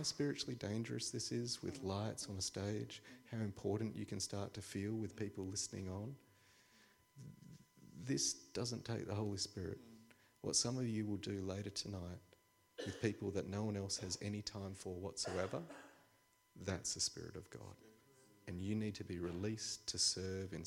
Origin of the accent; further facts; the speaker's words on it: Australia; I'm an Australian.